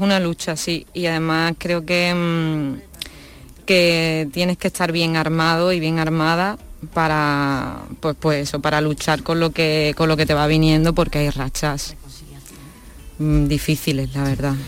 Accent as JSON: {"language": "Spanish", "town": "Seville", "region": "Andalusia", "country": "Spain", "said": "soy una chica sevillana que mm, nací en una familia de actores"}